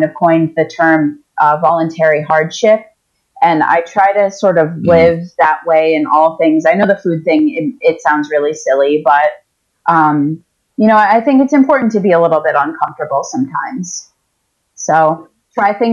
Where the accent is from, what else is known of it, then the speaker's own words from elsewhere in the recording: Eastern Seaboard, United States; also born or lived in New York City metropolitan area; there's a grocery store that is in my hometown